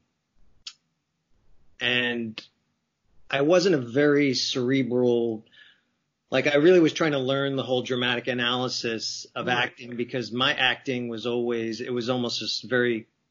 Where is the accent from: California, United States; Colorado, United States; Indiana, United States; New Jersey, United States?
New Jersey, United States; moved away as an adult; growing up in New Jersey, or on the East Coast